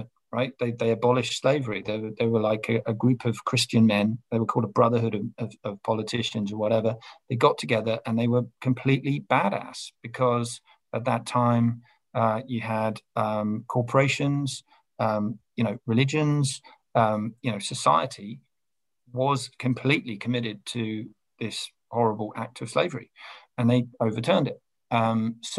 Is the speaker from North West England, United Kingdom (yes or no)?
no; London, United Kingdom; I'm from Clapham